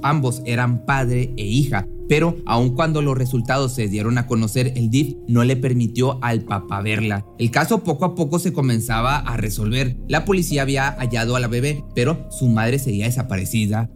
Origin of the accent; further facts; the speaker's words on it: Mexico; También residía en Escobedo, Nuevo León, en, esto en México, de donde yo soy